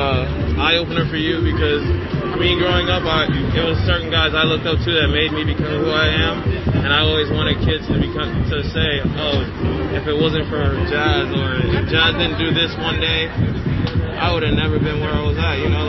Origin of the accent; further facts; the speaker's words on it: Florida, United States; also born or lived in Bahamas; I'm from the Bahamas, but I grew up in Florida as well, so I'm basically giving right back to my community as well.